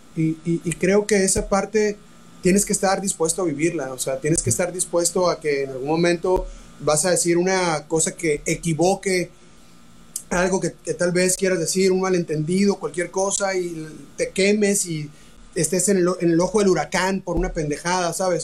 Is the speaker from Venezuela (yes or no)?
no; Hermosillo, Sonora, Mexico; moved away; also born or lived in Tijuana; yo soy de Hermosillo, no soy de Tijuana, pero viví mucho tiempo tocando en bares en Tijuana